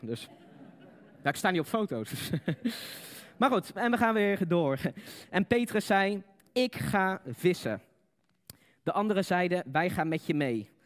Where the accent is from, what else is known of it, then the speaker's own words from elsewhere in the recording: Netherlands; Wij als Nederlanders